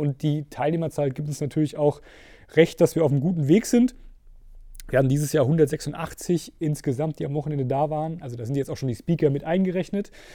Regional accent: Steffenberg, Hesse, Germany; now in Gießen, Germany; Mittelhessen ist tatsächlich meine Heimat. Ich bin, glaube ich, einer der wenigen, der niemals rausgekommen ist. Also ich aufgewachsen in äh, Steffenberg

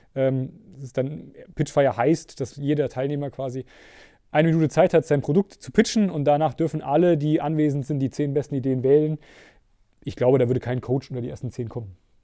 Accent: Steffenberg, Hesse, Germany; now in Gießen, Germany; Mittelhessen ist tatsächlich meine Heimat. Ich bin, glaube ich, einer der wenigen, der niemals rausgekommen ist. Also ich aufgewachsen in äh, Steffenberg

